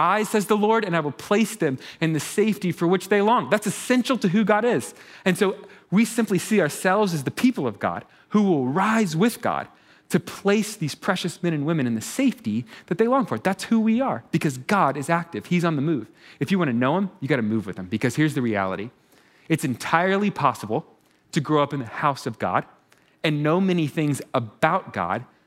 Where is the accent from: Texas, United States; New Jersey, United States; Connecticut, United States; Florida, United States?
Texas, United States; I'm from Texas. Turns out we have trail riding in Texas, right?